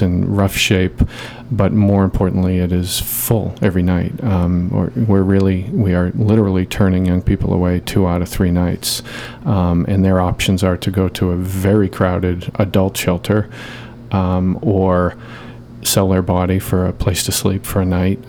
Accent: Boston, Massachusetts, United States; moved away as an adult; now in Portland, United States; I'm from the Boston area.

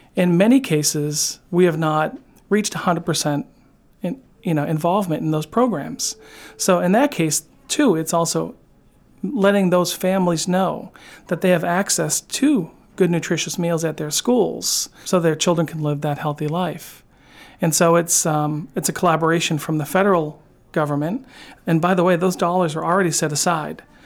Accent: outside of Boston, Massachusetts, United States; growing up outside of Boston

